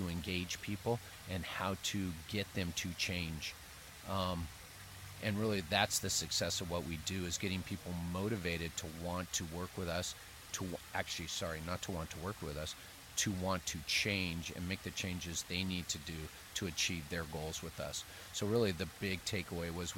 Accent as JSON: {"language": "English", "town": "San Francisco", "region": "California", "country": "United States", "said": "I'm from San Francisco, California."}